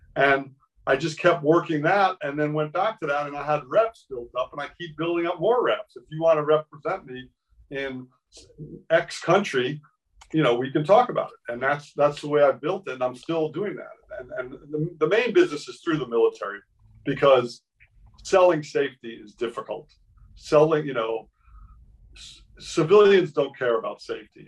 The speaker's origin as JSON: {"language": "English", "town": "Miami", "region": "Florida", "country": "United States", "tie": "born or raised there", "moved": "yes", "said": "I grew up in Miami"}